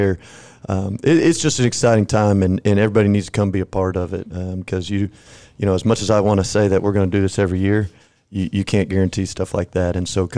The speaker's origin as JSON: {"language": "English", "town": "San Antonio", "region": "Texas", "country": "United States", "tie": "born or raised there", "said": "I grew up in San Antonio, so I'm a Spurs guy."}